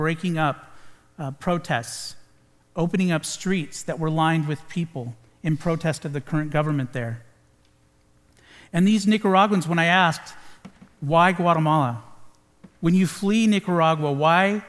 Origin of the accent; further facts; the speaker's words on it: United States; We are followers of Jesus Christ first, and Americans second